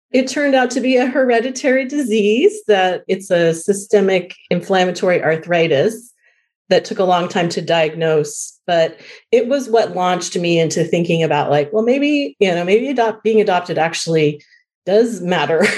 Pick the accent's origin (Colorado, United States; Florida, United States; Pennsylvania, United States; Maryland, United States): Colorado, United States; I was born in Colorado